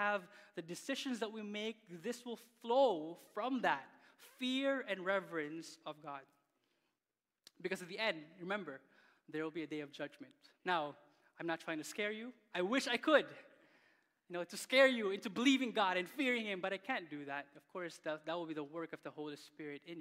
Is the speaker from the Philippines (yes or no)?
yes; Philippines; now in Canada; growing up in the Philippines